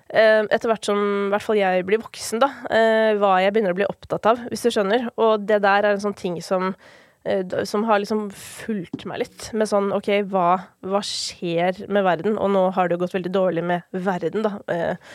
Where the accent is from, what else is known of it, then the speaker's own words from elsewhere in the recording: Kolbotn, Akershus, Norway; jeg var hjemme på Kolbotn i går, faktisk, fordi det er jo flere av mine familiemedlemmer som fortsatt bor der.